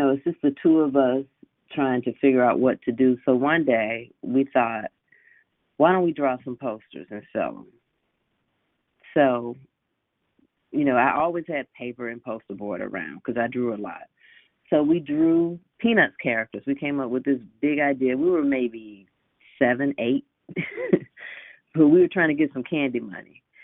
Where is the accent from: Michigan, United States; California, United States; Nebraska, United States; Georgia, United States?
Georgia, United States; Decatur; I grew up in Decatur in DeKalb County, and I went to Southwest DeKalb High School